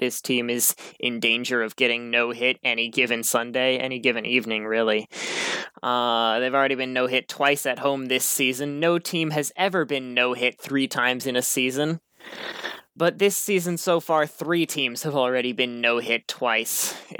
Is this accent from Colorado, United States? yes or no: no; St. Louis, Missouri, United States; I'm from St. Louis